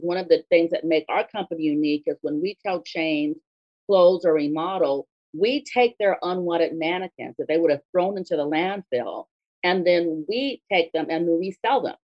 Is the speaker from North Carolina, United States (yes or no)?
no; Los Angeles, California, United States; I grew up in Los Angeles